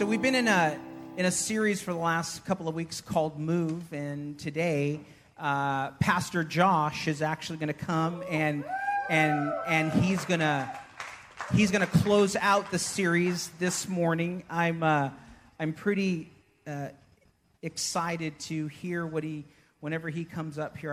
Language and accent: English; Houston, Texas, United States; moved away; also born or lived in Kansas; I'm from Houston